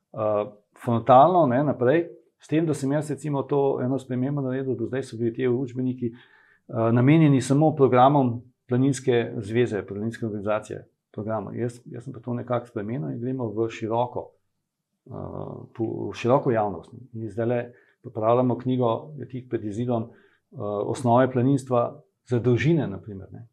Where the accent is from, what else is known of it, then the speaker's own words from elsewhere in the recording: Ljubljana, Slovenia; moved away as an adult; now in Kamnik, Slovenia; jaz sem pač Ljubljančan, bil ne, zdaj sem že dolg časa v, kam, v Kamniku